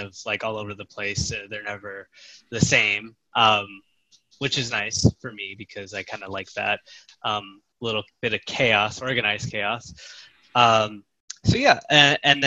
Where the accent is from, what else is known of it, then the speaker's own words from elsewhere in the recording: Chicago, Illinois, United States; moved away as an adult; now in Dallas, United States; I am originally from Chicago, Illinois, in the U.S. I now live in Dallas, Texas.